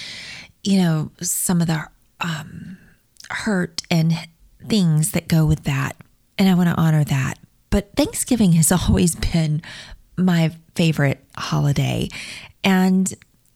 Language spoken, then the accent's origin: English; Mobile, Alabama, United States; I was born in Mobile, Alabama, and I was placed with my forever family through the Catholic Social Services